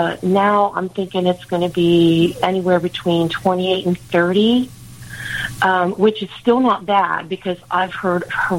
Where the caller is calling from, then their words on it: Plant City, Florida, United States; Plant City, Florida.